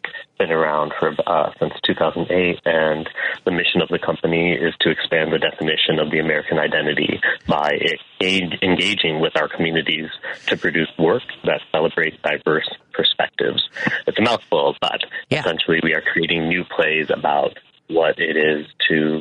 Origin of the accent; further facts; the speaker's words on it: Bangladesh; now in Chicago, United States; I am a South Asian, right? I'm from Bangladesh.